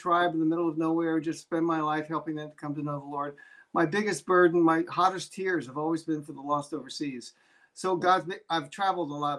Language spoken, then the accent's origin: English; Philadelphia, Pennsylvania, United States; born or raised there; also born or lived in Scotland